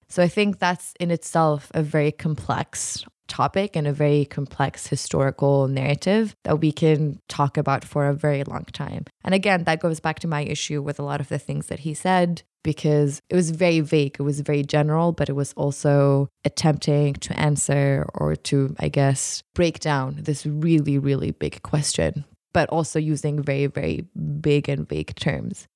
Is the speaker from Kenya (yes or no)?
no; Jordan; also born or lived in Utah; I was born and raised in Jordan